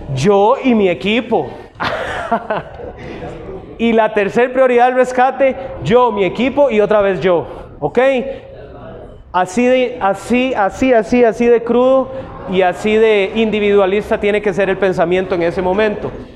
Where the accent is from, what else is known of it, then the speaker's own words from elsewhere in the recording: Costa Rica; como tico